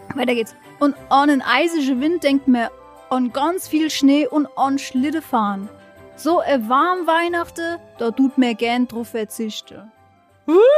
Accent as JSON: {"language": "German", "town": "Mainz", "region": "Rhineland-Palatinate", "country": "Germany", "said": "ich aus dem Mainzer Raum komme"}